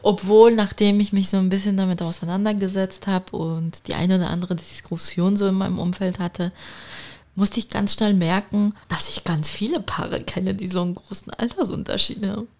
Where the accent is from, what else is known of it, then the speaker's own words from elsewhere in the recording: Turkey; ich bin Türkin.